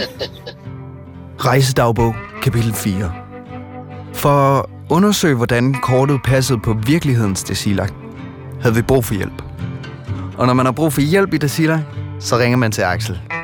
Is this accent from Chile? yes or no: no; East Greenland, Greenland; now in Denmark; jeg ikke taler mit østgrønlandske helt så meget, som jeg egentlig burde